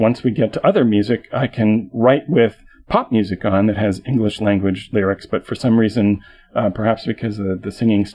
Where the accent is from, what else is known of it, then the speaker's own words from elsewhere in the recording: Canada; as a Canadian